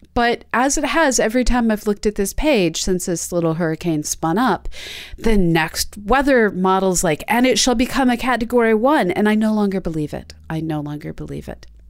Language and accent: English; East Coast, United States; Me growing up on the East Coast